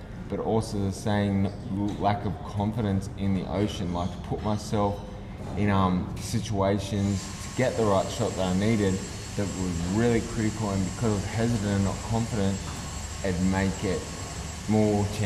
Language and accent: English; Central Coast, New South Wales, Australia; also born or lived in England; growing up on the Central Coast